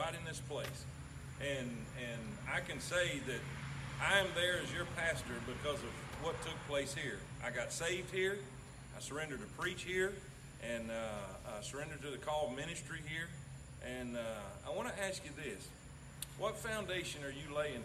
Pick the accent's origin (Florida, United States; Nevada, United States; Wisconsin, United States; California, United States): Florida, United States; Fort Pierce; moved away; I'm down here in Fort Pierce, Florida, my hometown, and I'm standing in front of Bethel Baptist Church. This is my home church where I grew up